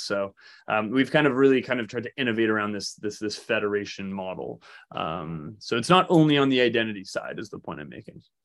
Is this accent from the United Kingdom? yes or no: no; Canada; moved away; also born or lived in Toronto; we're from Canada and, and, and spent a lot of, many years in Toronto